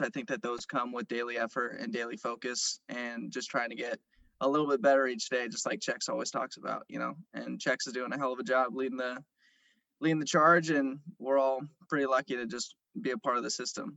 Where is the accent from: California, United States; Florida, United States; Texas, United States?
California, United States; San Jose; moved away; also born or lived in Santa Barbara / Los Angeles; I'm from San Jose originally